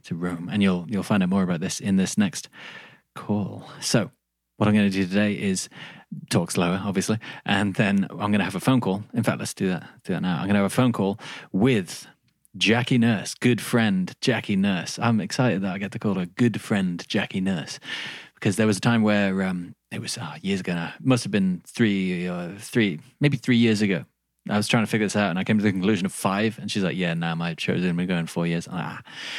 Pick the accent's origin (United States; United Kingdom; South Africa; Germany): United Kingdom; England; accent: Midlands English crossed with a little Australian; My accent isn't standard English. It's like Midlands English crossed with like a little bit of Australian and like something weird in there as well.